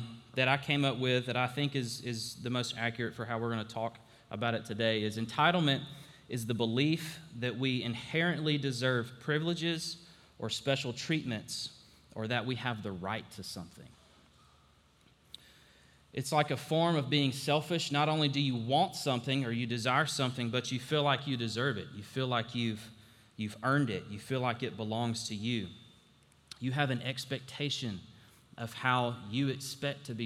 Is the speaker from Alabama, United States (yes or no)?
yes; Alabama, United States; I grew up in Alabama